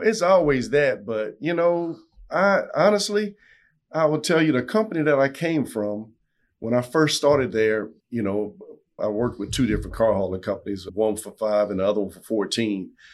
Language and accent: English; South Louisiana, United States; I'm from South Louisiana